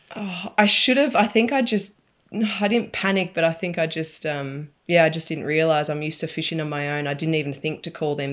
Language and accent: English; Alexandra, Victoria, Australia; also born or lived in Beechworth; I grew up in Alexandra, so near Lake